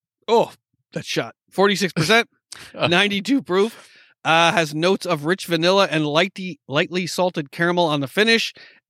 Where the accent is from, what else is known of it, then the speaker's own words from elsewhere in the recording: New York, United States; from my hometown.